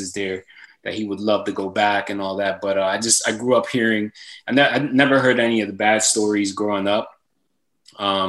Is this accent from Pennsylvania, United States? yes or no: yes; Philadelphia, Pennsylvania, United States; moved away as an adult; growing up in Philly, you know, I had friends going to jail